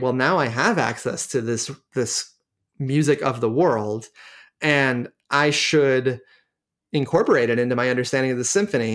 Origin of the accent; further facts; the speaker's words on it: United States; I'm American